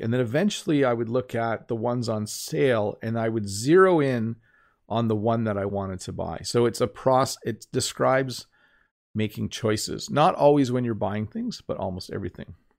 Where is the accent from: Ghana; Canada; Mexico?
Canada; I'm Canadian